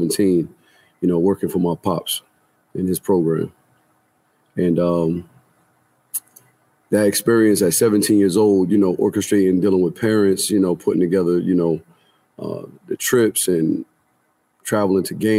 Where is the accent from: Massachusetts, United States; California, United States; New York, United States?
New York, United States; Newburgh; now in Tennessee, United States; I'm from Newburgh, New York. Newburgh is about 45 minutes north of Bronx, New York. So born and raised in Newburgh